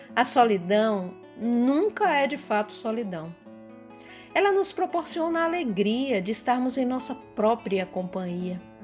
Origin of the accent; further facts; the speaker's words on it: Bahia, Brazil; sou baiana